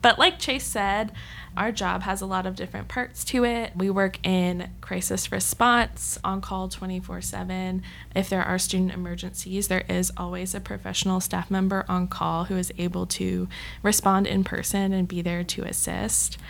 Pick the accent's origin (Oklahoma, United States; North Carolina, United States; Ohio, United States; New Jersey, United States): North Carolina, United States; Matthews; also born or lived in Texas; I'm from North Carolina, um, so if anyone's from the Matthews area, that is where I grew up